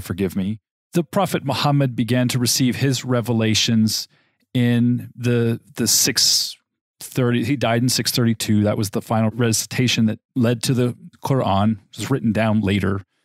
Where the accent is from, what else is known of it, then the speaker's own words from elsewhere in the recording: Loma Linda, California, United States; I was born in Loma Linda, California, and raised in the Seventh-day Adventist Church community